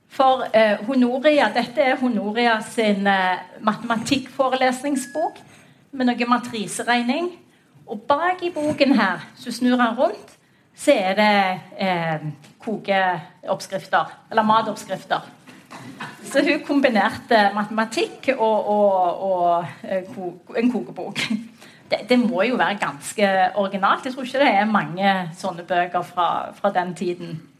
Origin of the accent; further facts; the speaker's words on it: Western Norway, Norway; vi er vestlendinger